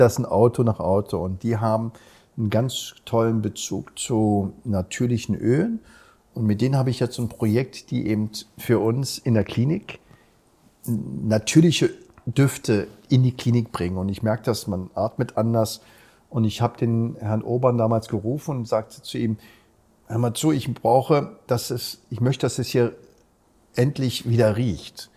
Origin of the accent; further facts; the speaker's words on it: Berlin, Germany; Ich bin ja in Berliner geboren